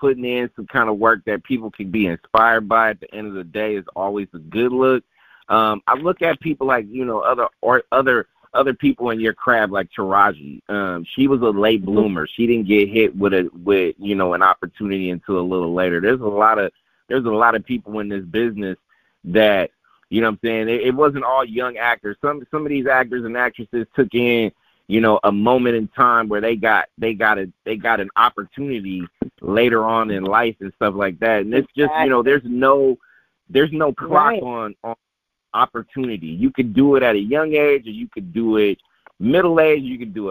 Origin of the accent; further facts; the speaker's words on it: Oakland, California, United States; I'm from Oakland, born and raised in Oakland